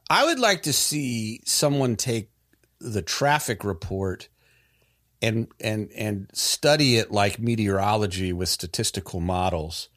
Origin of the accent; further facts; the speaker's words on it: Raleigh, North Carolina, United States; we're all from the Raleigh, North Carolina area